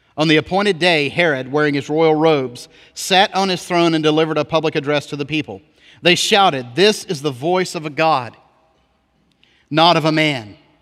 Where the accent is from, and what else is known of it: United States